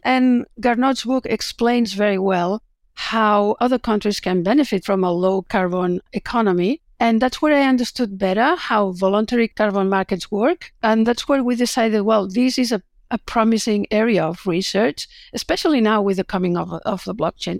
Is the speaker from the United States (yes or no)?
no; Barcelona, Catalonia, Spain; moved away as an adult; now in Melbourne, Australia; I'm originally from Barcelona